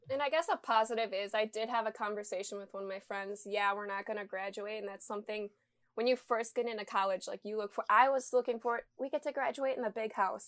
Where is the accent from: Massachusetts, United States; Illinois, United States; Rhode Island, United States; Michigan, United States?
Michigan, United States; I'm from Michigan, so I'm, like, forty minutes from home